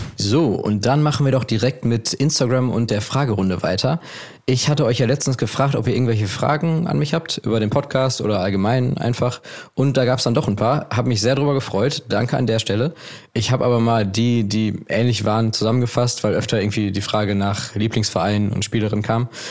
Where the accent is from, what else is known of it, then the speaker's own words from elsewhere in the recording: Essen, North Rhine-Westphalia, Germany; Ich komme aus Essen.